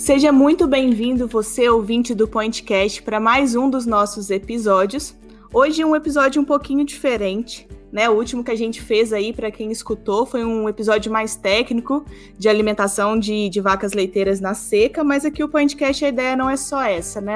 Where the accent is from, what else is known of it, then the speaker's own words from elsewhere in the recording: interior of Minas Gerais, Brazil; Eu que sou aqui do interior de Minas Gerais também